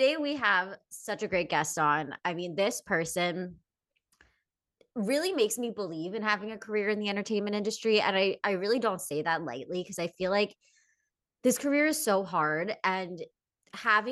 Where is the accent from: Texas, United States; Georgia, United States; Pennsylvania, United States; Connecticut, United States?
Pennsylvania, United States; we're both from Pennsylvania